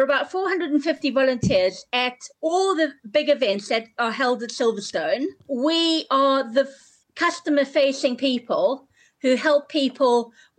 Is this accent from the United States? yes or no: no; South Africa; accent: South African; hence my accent, I'm South African